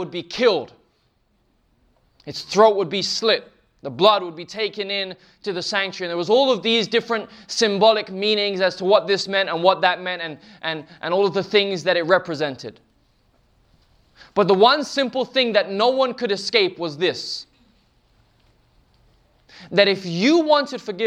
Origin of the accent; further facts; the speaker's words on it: England, United Kingdom; We're from England, we do tea.